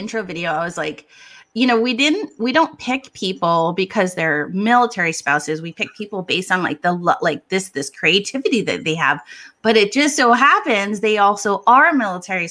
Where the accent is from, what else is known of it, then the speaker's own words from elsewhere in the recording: Hawaii, United States; moved away; I'm from Hawaii